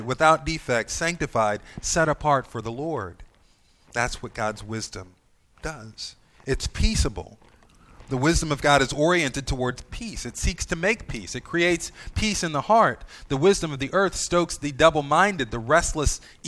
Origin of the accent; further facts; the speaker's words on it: United States; Us American Christians